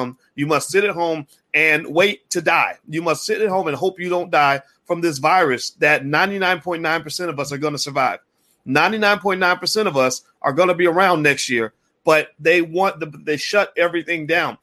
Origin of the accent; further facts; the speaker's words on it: Kentucky, United States; growing up in Kentucky and being in the South